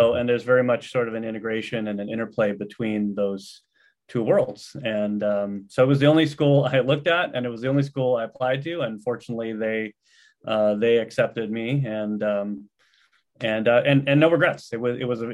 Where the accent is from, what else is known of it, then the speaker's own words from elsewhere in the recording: Los Angeles, California, United States; also born or lived in East Coast; I grew up here in the Los Angeles area and was just returning home